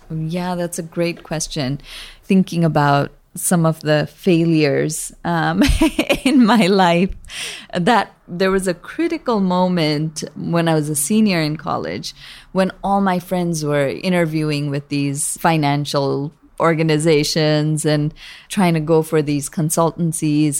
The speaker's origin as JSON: {"language": "English", "town": "Kathmandu", "region": "Bagmati", "country": "Nepal", "tie": "born or raised there", "moved": "yes", "lives_now": "San Francisco, United States", "said": "I was born there and grew up bicultural in Nepal"}